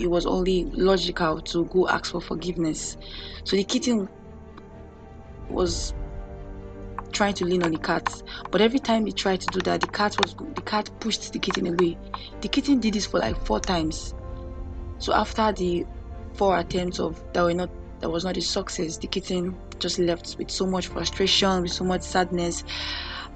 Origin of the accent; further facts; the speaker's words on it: Nigeria; from my home country, Nigeria